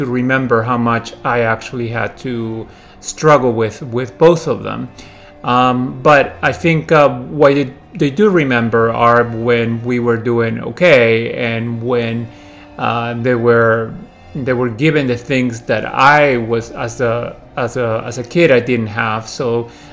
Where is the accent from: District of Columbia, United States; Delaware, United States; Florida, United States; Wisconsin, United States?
District of Columbia, United States; Washington; also born or lived in Lima, Peru; I'm originally born in Peru, Lima, Peru, and I grew up in the Washington, D.C. area, and I've lived here over the last 30 years.